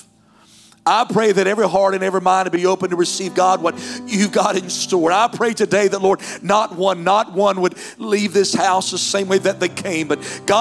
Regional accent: North Carolina, United States; moved away; I'm from North Carolina

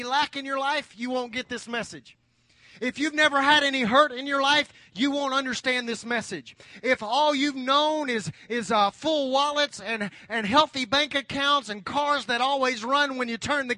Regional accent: United States; as American Christians

